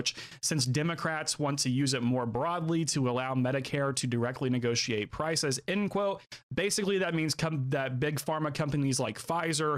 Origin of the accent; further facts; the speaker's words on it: United States; I'm as American as everybody else